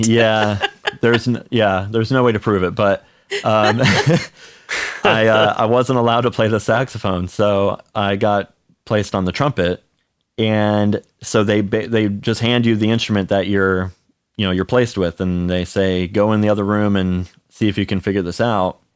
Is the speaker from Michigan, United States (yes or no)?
no; Charlotte, North Carolina, United States; also born or lived in Cleveland, Ohio; half of my life I grew up in Cleveland, and then the other half I grew up in, uh, Charlotte, North Carolina